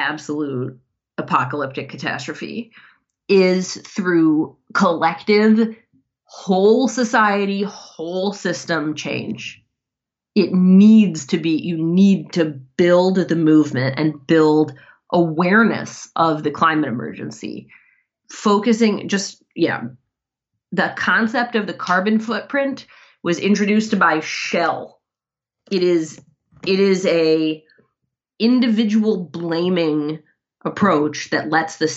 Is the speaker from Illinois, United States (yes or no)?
no; Ann Arbor, Michigan, United States; Ann Arbor, Michigan, which is my hometown